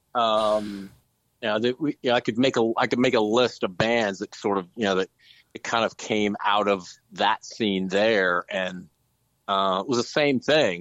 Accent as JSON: {"language": "English", "town": "Jefferson City", "region": "Missouri", "country": "United States", "also_born_or_lived": "St. Louis, Missouri / Dallas, Texas", "moved": "yes", "said": "We're all from Jefferson City"}